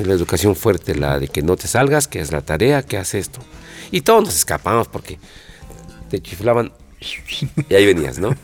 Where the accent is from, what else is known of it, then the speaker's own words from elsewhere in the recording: Mexico City, Mexico; also born or lived in Aragón; De niños ahí nos poníamos a jugar fútbol, coladeritas